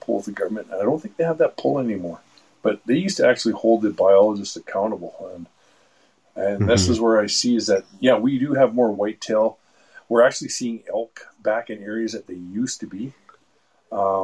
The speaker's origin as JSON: {"language": "English", "town": "St. Albert", "region": "Alberta", "country": "Canada", "tie": "born or raised there", "lives_now": "Mallaig, Canada", "said": "I grew up in St. Albert"}